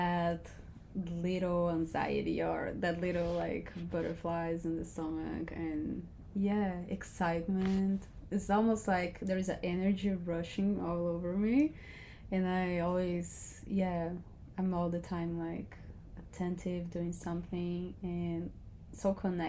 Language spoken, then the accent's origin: English; Brazil; I am from Brazil and I'm 29